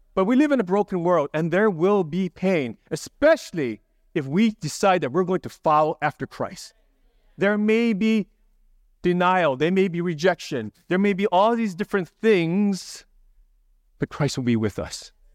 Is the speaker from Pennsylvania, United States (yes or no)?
no; Hawaii, United States; moved away; I grew up in Hawaii